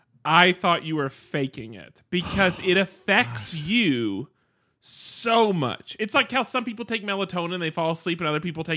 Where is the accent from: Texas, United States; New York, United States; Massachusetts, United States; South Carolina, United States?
South Carolina, United States; born there; I was actually born in South Carolina.